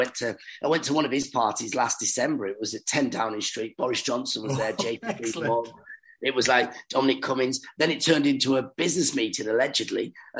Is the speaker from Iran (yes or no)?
yes; Ahvaz, Khuzestan, Iran; also born or lived in Ireland; now in London, United Kingdom; we're from Iran. Well, that's where I was born, in Iran.